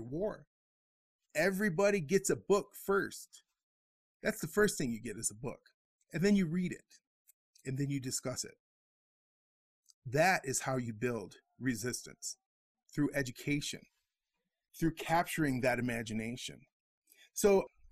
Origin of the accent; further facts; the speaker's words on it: Midwest, United States; growing up in the Midwest, we have a very different relationship with a lot of other communities because we're, as Xicanos, Mexicanos, the absolute minority